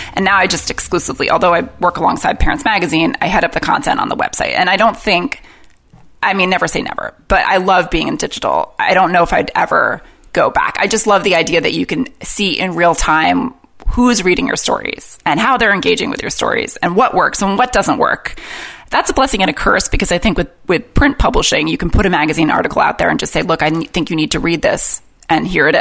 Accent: New York, United States; moved away as an adult; also born or lived in London, United Kingdom; I grew up in New York

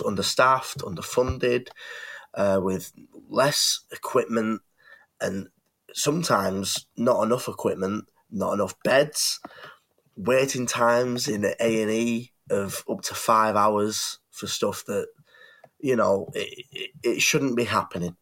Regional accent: England, United Kingdom; as a, a UK citizen, lifelong, I was born in England.

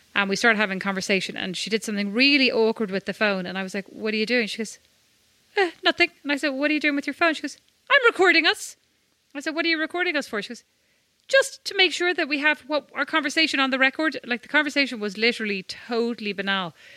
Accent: Ireland; I'm Irish.

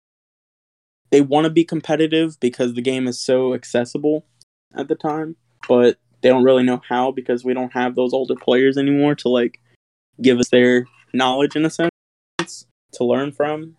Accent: Lafayette, Louisiana, United States; I'm from Lafayette, Louisiana.

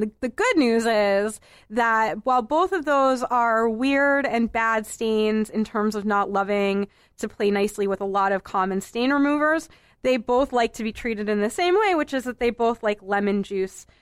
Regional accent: Boston, Massachusetts, United States; I'm a native of Boston proper. I grew up in Boston proper

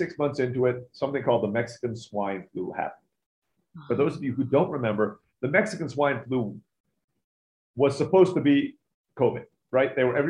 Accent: Turkey; also born or lived in Philippines; now in United States; I was born in the Philippines, grew up in Turkey.

